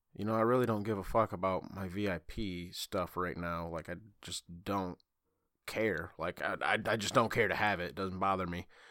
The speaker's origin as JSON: {"language": "English", "region": "Michigan", "country": "United States", "said": "I'm from Michigan"}